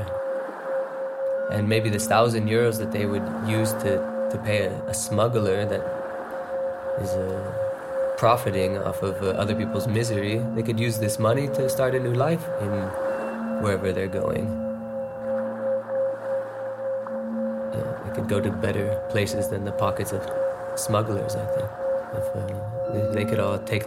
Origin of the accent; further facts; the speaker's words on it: United States; I was born in America